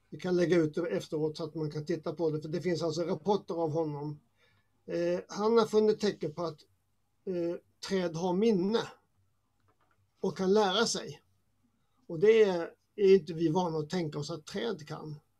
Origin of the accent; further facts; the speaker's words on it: Småland, Sweden; jag är uppväxt i Småland som har mycket mm. träd